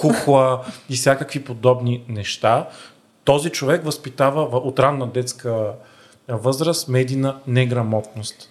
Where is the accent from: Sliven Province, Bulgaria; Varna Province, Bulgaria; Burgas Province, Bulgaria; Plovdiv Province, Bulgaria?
Varna Province, Bulgaria; Varna; Аз като варненец